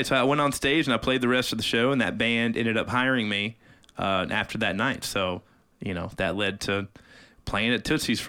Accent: Arkansas, United States; now in Nashville, United States; I'm from Arkansas.

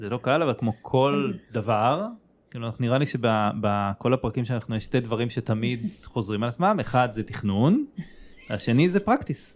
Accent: Israel; אני גדלתי בישראל

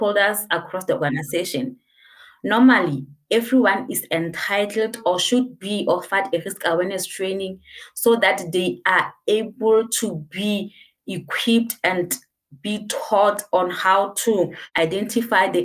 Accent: Lesotho; I'm from Lesotho.

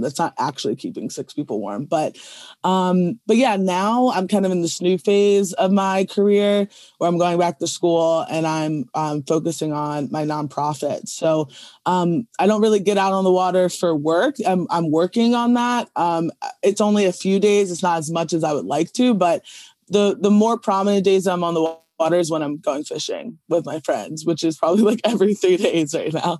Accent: Chestertown, Maryland, United States; I grew up in Chestertown, which is just another smaller, uh, community in, like, on the eastern shore of Maryland

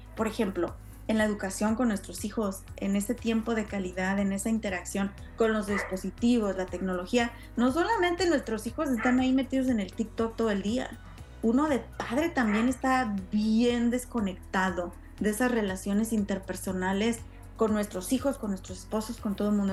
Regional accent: Mexico; now in United States; como latina criada en México

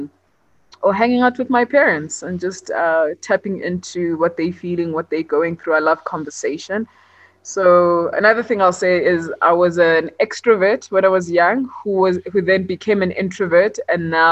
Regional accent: Johannesburg, Gauteng, South Africa; also born or lived in Port Elizabeth; I was born in Johannesburg, and I spent some time in Port Elizabeth before I started school. And then when it was time to start school, I came back to Joburg. And I've been here ever since

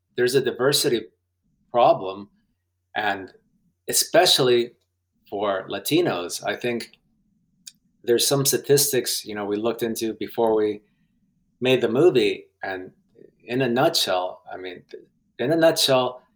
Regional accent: West Virginia, United States; first language Spanish; English is a second language; moved away as an adult; also born or lived in Guatemala / Omaha / Chicago; now in Los Angeles, United States; growing up in West Virginia, I felt that I wasn't gringo

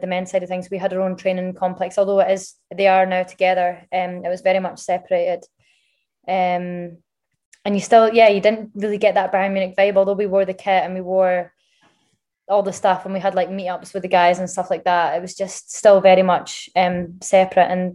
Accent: Scotland, United Kingdom; moved away; also born or lived in Germany / England; I'm Scottish through and through

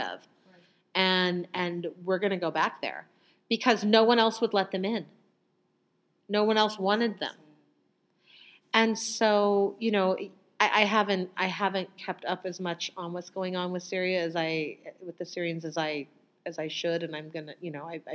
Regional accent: United States; I was born in America

